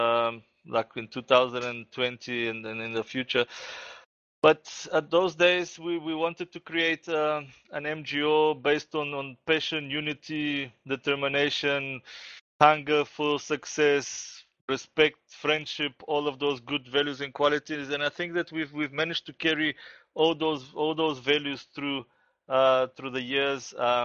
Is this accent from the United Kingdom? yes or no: no; Bulgaria; moved away; also born or lived in South Africa; I went back to my home country, Bulgaria, about 6 months ago